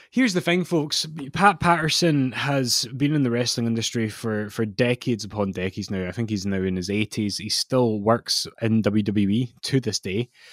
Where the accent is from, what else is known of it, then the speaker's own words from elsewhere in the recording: Scotland, United Kingdom; I'm Scottish